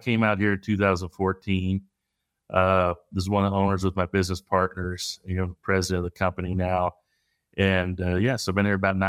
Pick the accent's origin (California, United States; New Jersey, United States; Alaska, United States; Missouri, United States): Missouri, United States; I'm from Northern Missouri originally